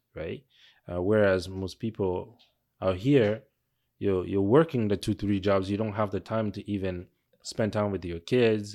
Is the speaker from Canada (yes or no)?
yes; Mississauga, Ontario, Canada; moved away as an adult; also born or lived in Toronto; now in Manitoba, Canada; we were growing up in Mississauga